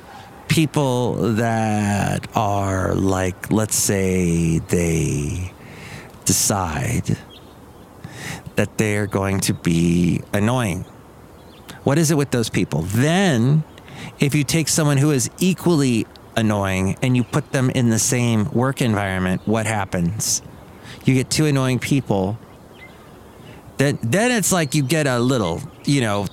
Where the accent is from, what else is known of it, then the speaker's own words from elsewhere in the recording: California, United States; I grew up in California